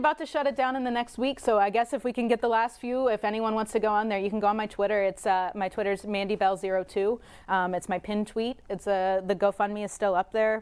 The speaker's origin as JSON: {"language": "English", "region": "Pennsylvania", "country": "United States", "tie": "born or raised there", "said": "I grew up in Pennsylvania"}